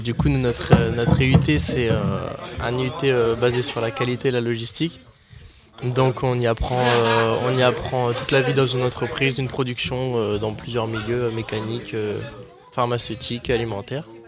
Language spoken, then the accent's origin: French; Rouen, Normandy, France; moved away as an adult; now in Agen, France; je viens de Rouen en, Normandie